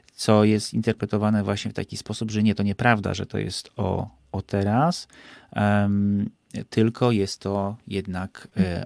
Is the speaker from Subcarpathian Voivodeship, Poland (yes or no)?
yes; Bieszczady, Subcarpathian Voivodeship, Poland; ja się wychowałem w Bieszczadach